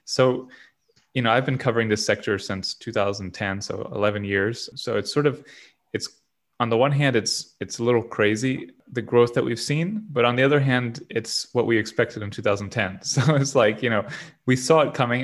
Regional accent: Southwest Florida, United States; I'm from Southwest Florida where we don't have waves

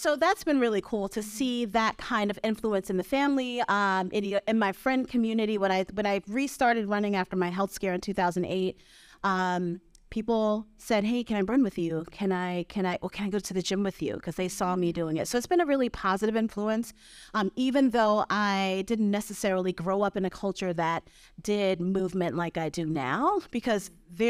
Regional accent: Brooklyn, New York, United States; now in Vermont, United States; I grew up in Brooklyn.

